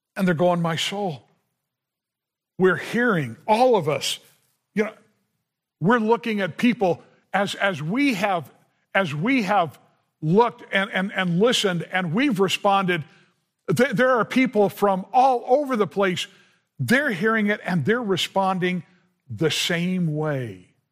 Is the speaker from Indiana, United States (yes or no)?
no; Southern California, United States; I grew up in Southern California